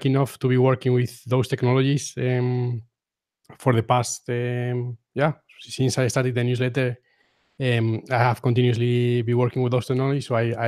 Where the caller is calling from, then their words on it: Guadalajara, Castilla-La Mancha, Spain; I am podcasting from Guadalajara, Spain. So that's like 50 kilometers away from Madrid in the center of Spain.